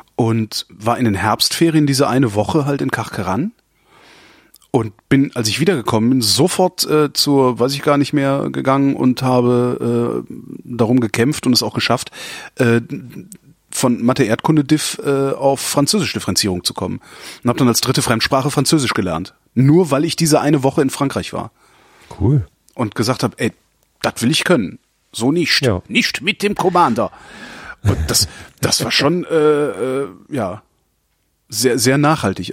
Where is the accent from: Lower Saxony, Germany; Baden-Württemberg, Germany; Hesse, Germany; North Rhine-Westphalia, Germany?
North Rhine-Westphalia, Germany; Cologne; Ich bin halt Kölner und wir waren halt damals Kölner, wir haben halt Kölsch getrunken